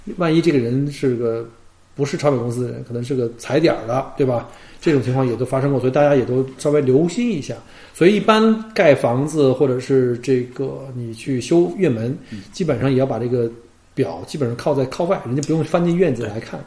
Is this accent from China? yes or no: yes; China; now in Australia; 所以我们中国人叫薄利多销